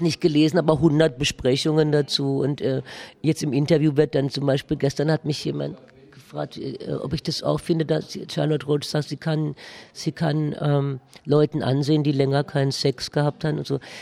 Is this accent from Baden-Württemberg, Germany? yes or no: yes; Baden-Württemberg, Germany; accent: Baden dialect; meiner badischen Dialekt